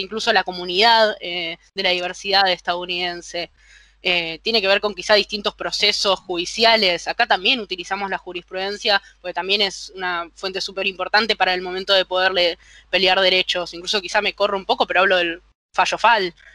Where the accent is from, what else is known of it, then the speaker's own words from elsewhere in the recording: Buenos Aires, Argentina; desde acá, desde el lugar argentino, también porteño